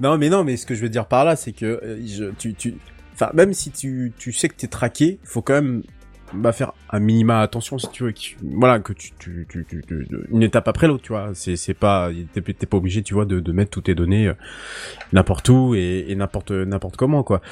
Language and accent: French; Brittany, France; en tant que Breton